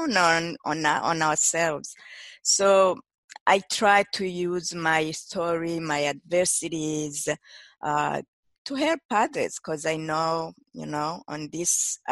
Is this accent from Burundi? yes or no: yes; Burundi; also born or lived in Quebec, Canada / Detroit, United States; now in United States; I'm originally from Burundi, which is a small country in East Africa. I immigrated to North America in the 90s.